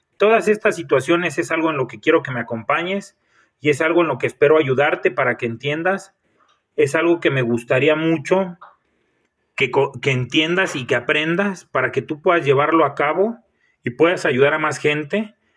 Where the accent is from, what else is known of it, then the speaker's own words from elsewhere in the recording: Michoacán, Mexico; soy nacido en Michoacán